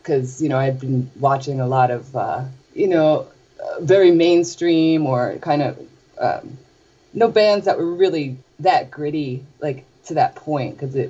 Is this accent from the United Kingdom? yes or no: no; New Jersey, United States; I grew up in New Jersey.